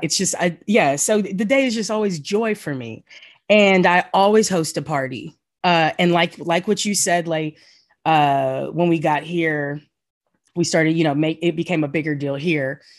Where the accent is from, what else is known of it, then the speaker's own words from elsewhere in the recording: the South, United States; now in New York, United States; the feeling as a Southerner